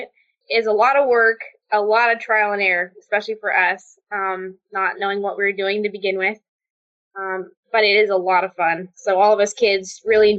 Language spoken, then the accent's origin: English; Portland, Oregon, United States; also born or lived in Albany, Oregon; I grew up in Portland, and until I was 8 years old, my dad worked at Intel